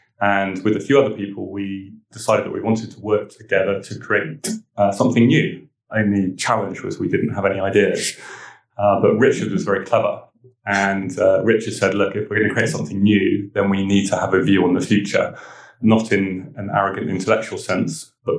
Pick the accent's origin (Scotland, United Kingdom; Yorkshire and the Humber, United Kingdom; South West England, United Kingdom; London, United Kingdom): South West England, United Kingdom; Weymouth; born there; also born or lived in Italy; I was born in Weymouth. My father was in the Navy. And so with mum and my two brothers, we sort of moved around the country a bit and in later life lived in Italy and a few other